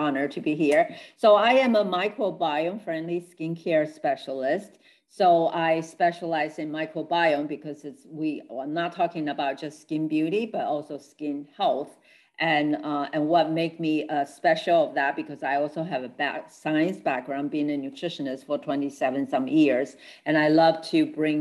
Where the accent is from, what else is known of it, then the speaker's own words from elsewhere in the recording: Taiwan; moved away; I'm original from Taiwan, so I'm a Chinese. So we teach Confucius teaching in all through when we grow up